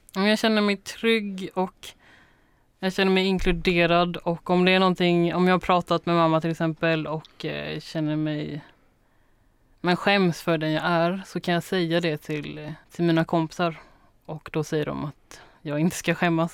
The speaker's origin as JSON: {"language": "Swedish", "region": "Småland", "country": "Sweden", "tie": "born or raised there", "also_born_or_lived": "Taipei, Taiwan", "said": "I Småland"}